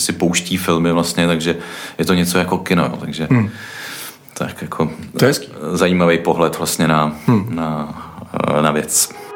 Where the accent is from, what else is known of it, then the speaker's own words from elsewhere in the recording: Czechia; my jsme Češi